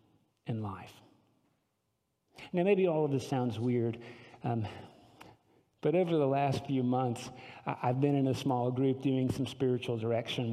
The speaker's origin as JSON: {"language": "English", "region": "the South", "country": "United States", "said": "as a Southerner, we all prize our manners, especially in the South"}